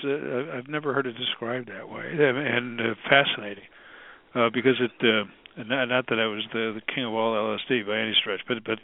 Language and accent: English; about 2.5 hours west of Syracuse, New York, United States; I'm from about 2.5 hours west of Syracuse